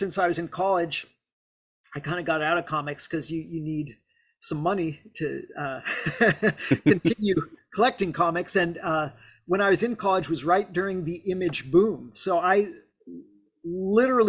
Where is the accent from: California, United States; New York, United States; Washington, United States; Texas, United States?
California, United States; South Lake Tahoe; I grew up in South Lake Tahoe